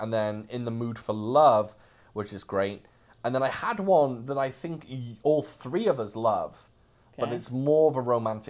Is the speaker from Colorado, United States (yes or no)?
no; Louisiana, United States; also born or lived in Alabama; I was born in Alabama, but I lived in Louisiana for most of my life.